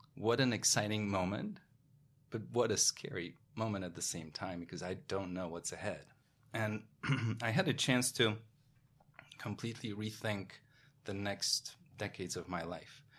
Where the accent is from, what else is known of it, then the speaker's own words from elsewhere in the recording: Poland; moved away as an adult; also born or lived in Paris, France; now in New York, United States; being born in Poland in nineteen eighties during communism, growing up in Poland